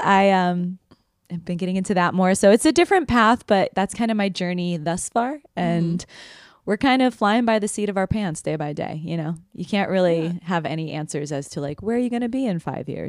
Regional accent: Chicago, Illinois, United States; moved away as an adult; now in New York City, United States; I'm from Chicago. I moved here, like I said, in 2021 to pursue my dreams of being a dancer in New York City.

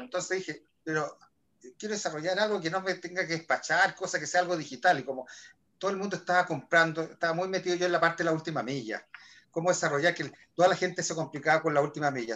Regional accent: Chile; soy chileno

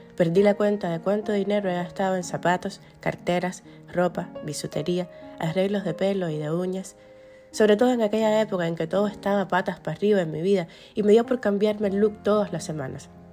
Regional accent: Cuba; moved away as an adult; now in United States; Recorro la ciudad en la que vivo, como otrora recorrí la que me vio nacer

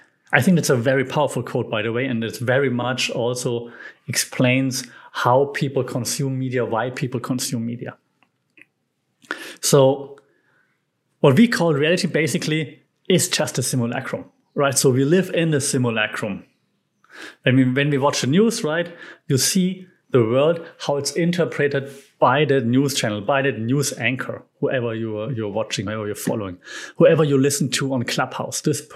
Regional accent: Germany; English is a second language; Even though I'm from Europe, never been to France, probably because I'm German and, you know, France, Germany.

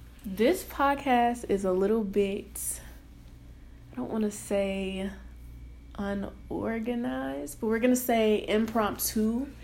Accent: Detroit, Michigan, United States; I am from Detroit, Michigan. 313 for all my people back home.

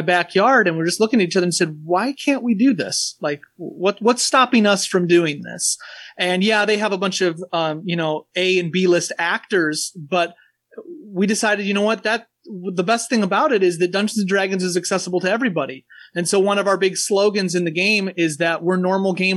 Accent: Porter, Indiana, United States; also born or lived in Valparaiso, Indiana / Minneapolis, Minnesota; I'm a Porter native. I was born in Valpo and lived in Porter almost my entire life.

